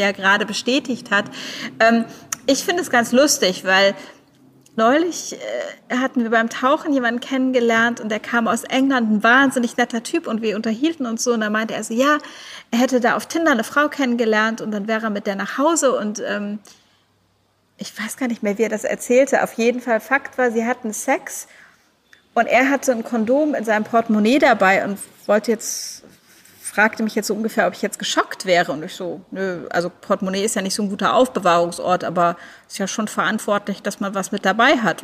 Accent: Germany; now in Thailand; als Deutsche

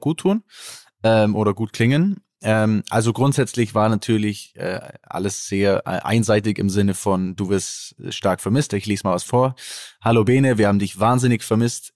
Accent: Allgäu, Bavaria, Germany; accent: Allgäuer Bauerndialekt; da kommt immer mein Allgäuer Bauerndialekt raus, zumindest, ne? also da, wo ich herkomme

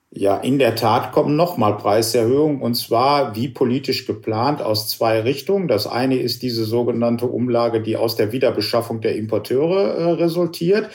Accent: Germany; auch als Deutsche

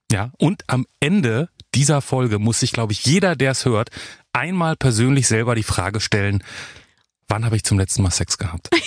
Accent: Berlin, Germany; moved away as an adult; now in Tel Aviv, Israel; als kleines Mädchen in Ostberlin

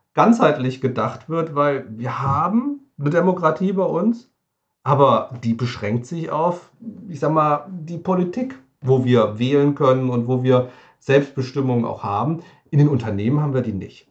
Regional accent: near Wiesbaden, Hesse, Germany; komme ich aus der Nähe von, von Wiesbaden

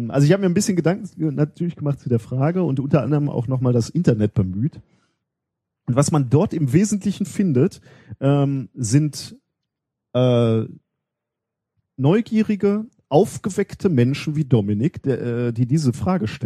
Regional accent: North Rhine-Westphalia, Germany; Hallo, ich bin im Ruhrgebiet aufgewachsen.

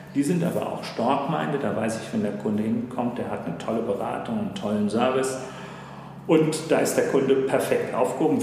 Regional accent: Frankfurt, Hesse, Germany; also born or lived in Taunus; Ich bin gebürtiger Frankfurter, okay. bin dann quasi einmal quer durch den Taunus gezogen

